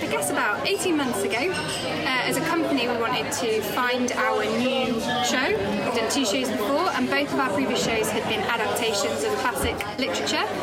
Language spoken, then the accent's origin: English; Somerset, South West England, United Kingdom; I'm from Somerset and Somerset is next to Dorset.